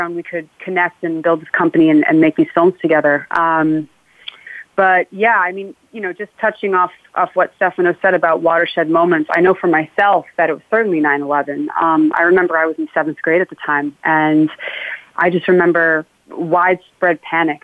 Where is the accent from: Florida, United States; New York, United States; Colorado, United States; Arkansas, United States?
New York, United States; Rye; I grew up in Rye, New York, which is a suburb in Westchester